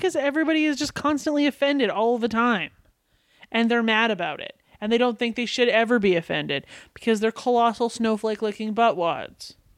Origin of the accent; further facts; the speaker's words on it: Canada; my first language being Canadian